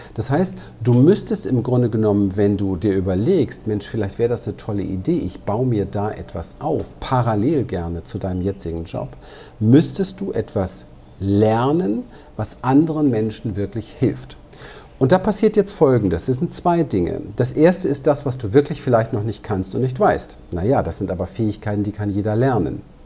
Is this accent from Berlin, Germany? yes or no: yes; Berlin, Germany; Ich bin aber auch als kleiner Junge in Berlin unterwegs gewesen, in einem ziemlich heftigen Umfeld, im Ghetto dort